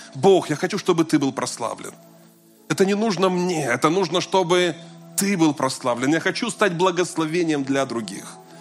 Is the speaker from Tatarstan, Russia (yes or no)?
yes; Kazan, Tatarstan, Russia; also born or lived in Moscow; я вернулся из Москвы в родной город